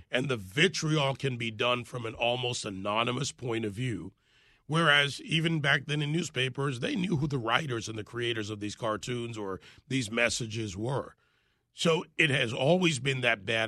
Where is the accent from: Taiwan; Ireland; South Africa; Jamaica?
Jamaica; now in United States; I was born in Jamaica